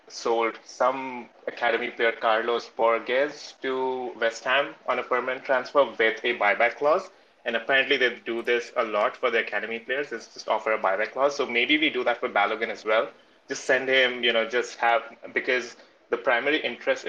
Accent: India; now in California, United States; I'm originally from India

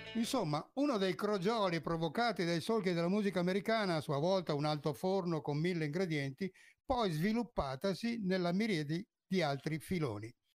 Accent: Veneto, Italy; il Veneto è la mia terra d'origine

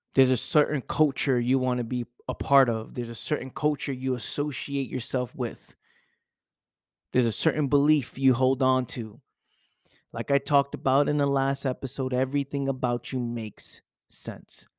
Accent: New York City, New York, United States; living in my parents' house, growing up in the Bronx

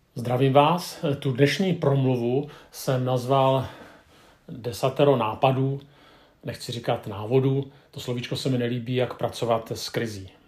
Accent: Czechia; Jako Češi

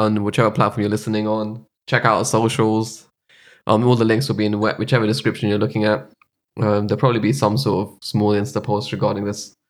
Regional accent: London, United Kingdom; I'm from London.

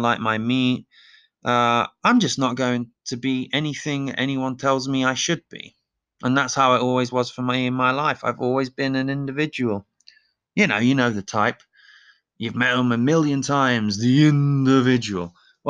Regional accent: England, United Kingdom; I have an advantage. I'm English. It's in genetics, the DNA.

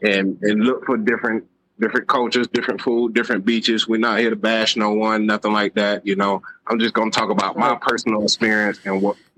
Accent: Jacksonville, Florida, United States; I'm from South Florida, Jacksonville, Florida.

